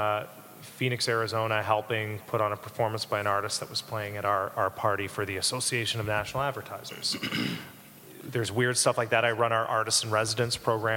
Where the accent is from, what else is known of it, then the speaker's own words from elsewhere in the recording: Canada; moved away as an adult; also born or lived in England; now in Chicago, United States; I grew up in Canada